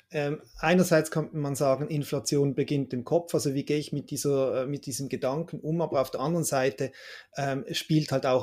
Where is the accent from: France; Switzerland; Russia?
Switzerland; Also meine erste erste Erinnerung oder letzte Erinnerung an Teuerung hier in der Schweiz ist, wenn ich als Kind am Kiosk das Mickey Mouse gekauft, gekauft habe